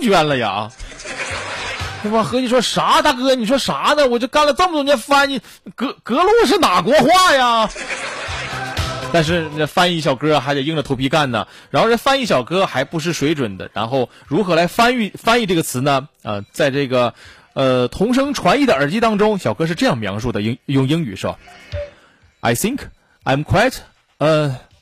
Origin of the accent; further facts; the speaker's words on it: Northeast China, China; 当然咱作为东北人，咱很明白格路啊